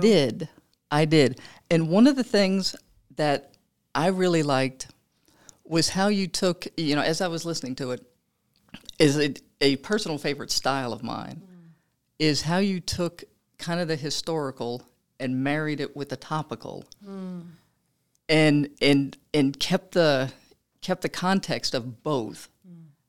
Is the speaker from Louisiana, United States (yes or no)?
yes; Louisiana, United States; moved away; I'm from Louisiana.